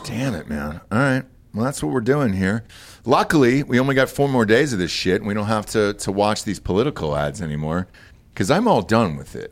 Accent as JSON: {"language": "English", "region": "Georgia", "country": "United States", "tie": "born or raised there", "moved": "yes", "said": "This is my home state"}